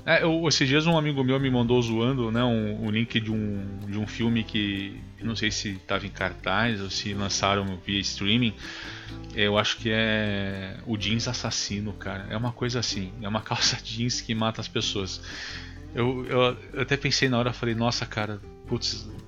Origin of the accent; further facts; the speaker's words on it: Brazil; accent: caipira; moved away; Eu sou do interior, não tô no interior agora, infelizmente, mas eu sempre fui do interior